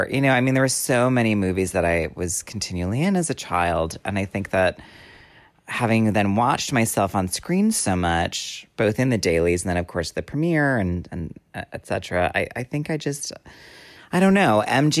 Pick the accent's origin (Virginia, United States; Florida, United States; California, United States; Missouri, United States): California, United States; Hollywood; Well, because I grew up in the Hollywood studio system